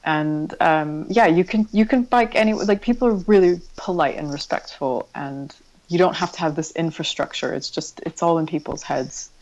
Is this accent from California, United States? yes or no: yes; San Diego, California, United States; moved away as an adult; also born or lived in Berkeley, California; now in London, United Kingdom; I grew up in San Diego, in California